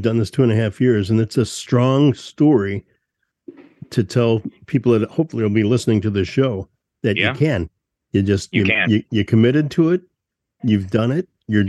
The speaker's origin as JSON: {"language": "English", "town": "Huntsville", "region": "Alabama", "country": "United States", "said": "from Huntsville, Alabama"}